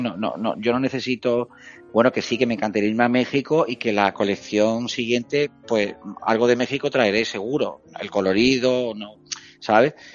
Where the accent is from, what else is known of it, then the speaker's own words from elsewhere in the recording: La Algaba, Andalusia, Spain; now in Seville, Spain; Nosotros somos algabeños de La Algaba, yo siempre lo digo, soy un chico de pueblo.